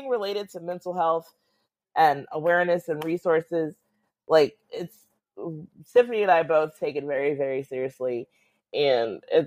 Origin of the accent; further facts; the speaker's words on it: St. Louis, Missouri, United States; we grew up in St. Louis.